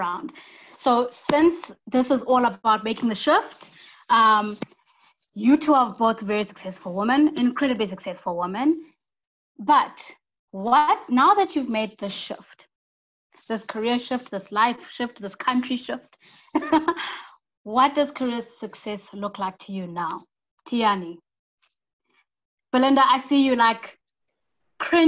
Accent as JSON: {"language": "English", "country": "South Africa", "said": "us as South African young professionals"}